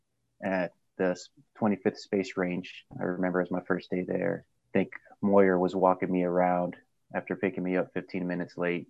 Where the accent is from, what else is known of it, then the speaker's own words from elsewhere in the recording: Houston, Texas, United States; Turned 30 this year, Taurus. I'm originally from Houston, Texas, a.k.a. Scrooston, a.k.a. the city of Perp, a.k.a. H-Town. AKA the most underappreciated city in sports.